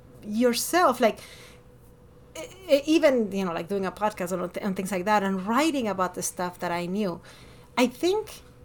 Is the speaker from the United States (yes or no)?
yes; Miami, Florida, United States; born there; also born or lived in Ecuador; I was born in Miami, but I lived in Ecuador for over a decade. And when I came here, I was like, you're not Hispanic enough, and you're not American enough.